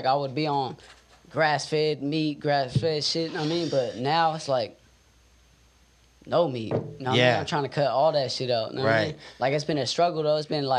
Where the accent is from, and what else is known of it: Modesto, California, United States; born or raised there